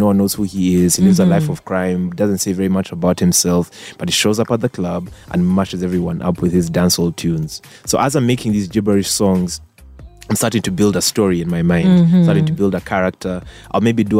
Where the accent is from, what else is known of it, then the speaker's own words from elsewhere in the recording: Kampala, Central Region, Uganda; also born or lived in South Africa; I grew up here in Kampala